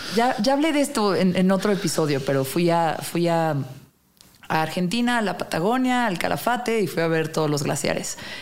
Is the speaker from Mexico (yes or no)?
yes; Mexico; soy un mexicano, mexicane, ¿Mm? común